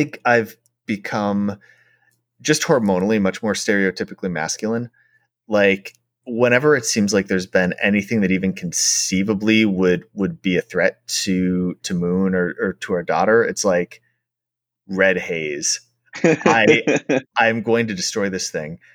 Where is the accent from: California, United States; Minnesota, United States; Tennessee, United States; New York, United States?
Minnesota, United States; Minneapolis; I grew up in Minneapolis.